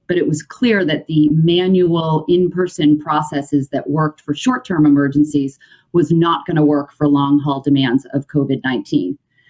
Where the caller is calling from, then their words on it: Norwell, Massachusetts, United States; I'm joining from Norwell, Massachusetts today.